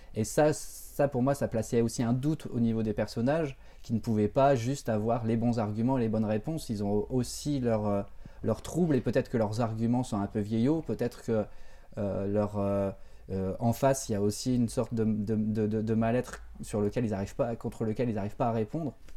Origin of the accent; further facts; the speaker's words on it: Béthune, Hauts-de-France, France; autour de là où j'ai grandi et autour de quelque part, autour aussi de Béthune